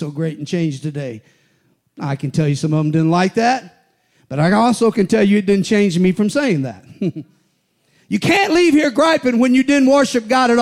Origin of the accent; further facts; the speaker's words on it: United States; I'm an American, full-blooded